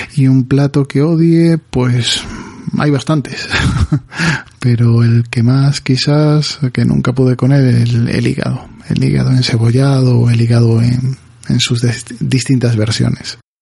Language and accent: Spanish; Galicia, Spain; Estoy en Galicia y soy un gallego más